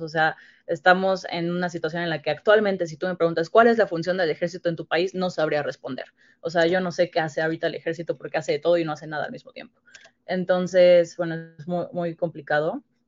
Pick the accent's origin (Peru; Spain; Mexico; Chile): Mexico; como mexicanos